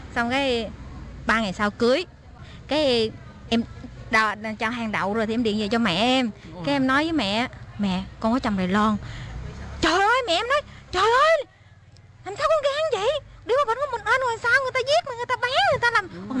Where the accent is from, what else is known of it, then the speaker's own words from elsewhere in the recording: Đồng Tháp province, Dong Thap, Vietnam; moved away as an adult; also born or lived in Keelung, Taiwan; now in Taipei, Taiwan; em đến từ Việt Nam, tỉnh em ở Việt Nam thì ở tỉnh Đồng Tháp